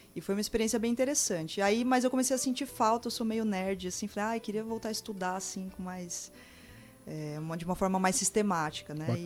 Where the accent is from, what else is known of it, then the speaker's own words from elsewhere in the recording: São Paulo, Brazil; moved away as an adult; now in Campo Grande, Brazil; eu sou de São Paulo, né? Nasci lá, vim para cá, para Campo Grande há quatro anos.